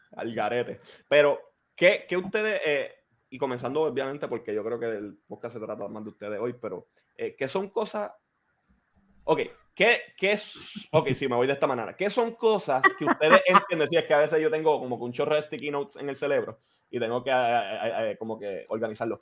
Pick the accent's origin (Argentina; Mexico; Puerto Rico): Puerto Rico; crecimos, los cuatro crecimos en Puerto Rico